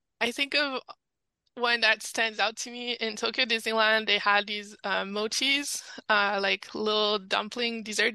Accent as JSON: {"language": "English", "country": "Canada", "accent": "French Canadian", "said": "my French Canadian accent"}